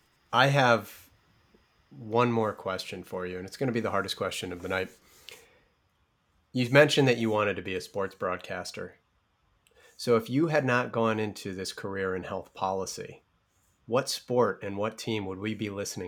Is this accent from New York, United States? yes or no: yes; Buffalo, New York, United States; I'm from Buffalo